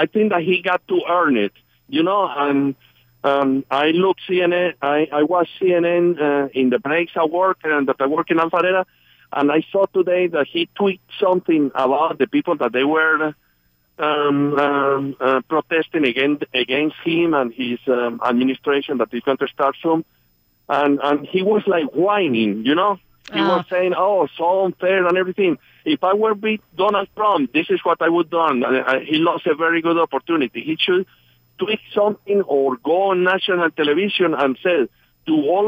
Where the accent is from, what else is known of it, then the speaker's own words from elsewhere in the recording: Colombia; moved away as an adult; now in Buford, United States; I'm from Colombia